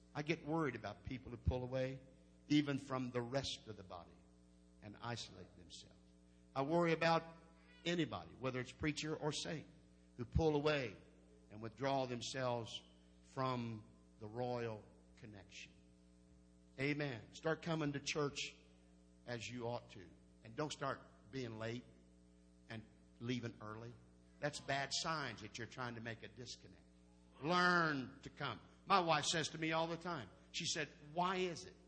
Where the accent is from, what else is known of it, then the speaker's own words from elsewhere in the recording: Indiana, United States; I'm from Indiana